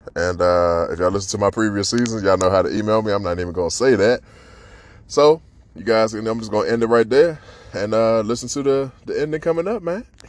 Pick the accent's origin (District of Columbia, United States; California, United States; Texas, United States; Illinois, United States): District of Columbia, United States; Washington; born or raised there